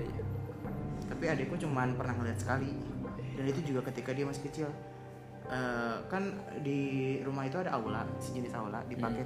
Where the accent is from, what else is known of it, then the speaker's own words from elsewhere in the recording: Betawi, Jakarta, Indonesia; keluarga Betawi itu kan gue dari Betawi